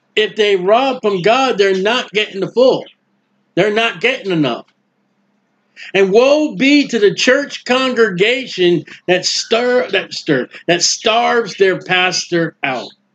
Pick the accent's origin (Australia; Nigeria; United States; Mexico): United States; New England; now in Florida, United States; I'm down here in Florida. I'm from New England.